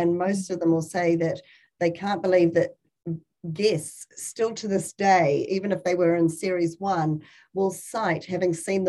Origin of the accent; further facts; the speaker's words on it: New Zealand; more internationals back to our shores as a New Zealander.